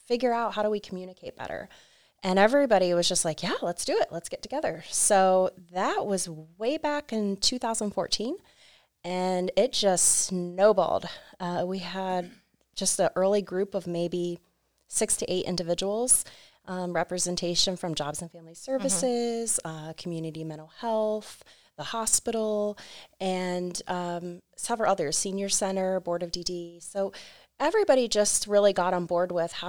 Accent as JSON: {"language": "English", "town": "New Philadelphia", "region": "Ohio", "country": "United States", "tie": "born or raised there", "said": "I am born and raised in New Philly, went off to college, said I'm never coming back, and immediately came back to this county"}